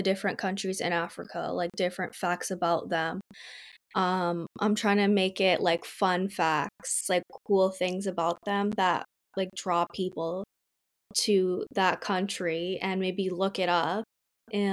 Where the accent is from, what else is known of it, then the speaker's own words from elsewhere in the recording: Brampton, Ontario, Canada; I grew up in Brampton.